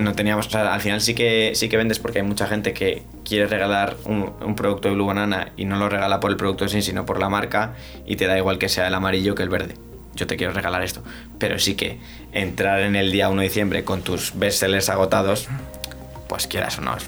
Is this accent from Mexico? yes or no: no; Spain; somos los españoles